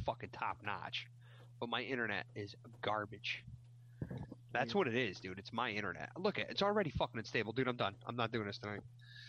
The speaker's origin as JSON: {"language": "English", "region": "Virginia", "country": "United States", "said": "I'm from Virginia. You know. South Virginia."}